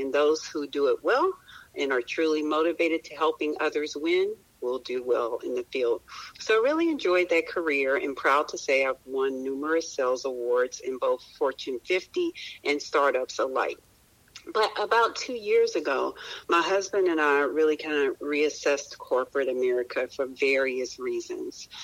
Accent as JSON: {"language": "English", "town": "Roanoke", "region": "Virginia", "country": "United States", "tie": "born or raised there", "said": "I was born in Roanoke, Virginia"}